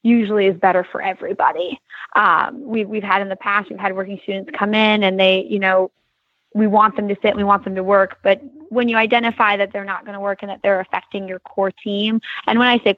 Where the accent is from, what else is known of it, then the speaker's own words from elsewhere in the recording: Michigan, United States; moved away; the same barn I grew up riding at in Michigan